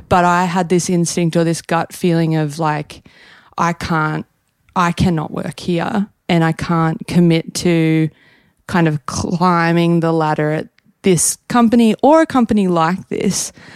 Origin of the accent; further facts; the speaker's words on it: Newcastle, New South Wales, Australia; moved away as an adult; now in New York, United States; We're Australian.